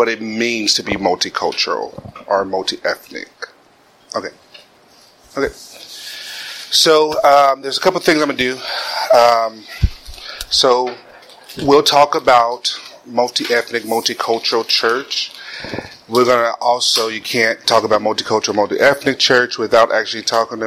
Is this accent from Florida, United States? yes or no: no; Kansas City, Missouri, United States; moved away as an adult; also born or lived in the South (family); now in Cincinnati, United States; I'm originally from Kansas City, Missouri.